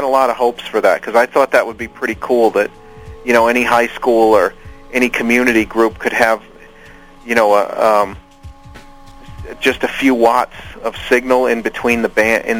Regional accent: New York, United States; Yeah, yeah. And, you know, when I was a kid back in the late 70s and early 80s, the FM radio was pretty good.

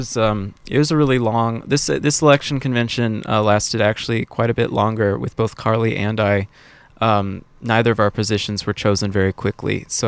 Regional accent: Irvine, California, United States; we've just been living in Irvine

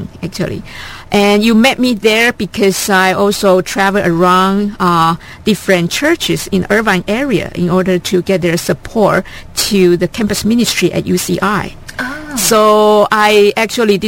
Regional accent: Taiwan; moved away as an adult; also born or lived in Madison, Wisconsin; now in United States; I was originally from Taiwan. I was born there. I grew up there.

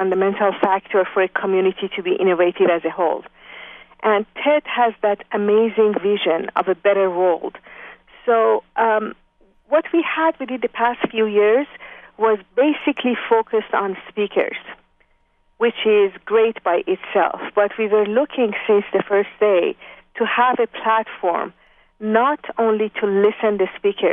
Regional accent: Iran; moved away as an adult; also born or lived in France / Japan; now in Bay Area, United States; I was born in Iran, in university, studying mechanical engineering when the revolution started.

